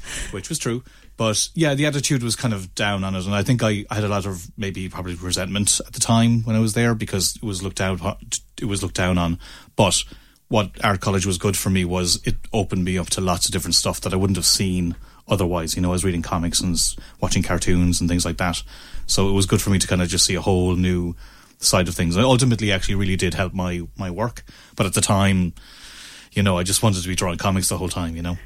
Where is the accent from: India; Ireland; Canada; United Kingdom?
Ireland; Ennis, Munster; also born or lived in Limerick; I'm from Ennis, down the road